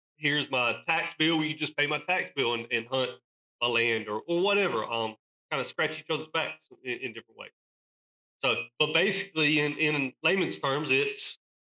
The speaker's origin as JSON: {"language": "English", "region": "East North Carolina", "country": "United States", "tie": "born or raised there", "said": "I'm born and raised in East North Carolina"}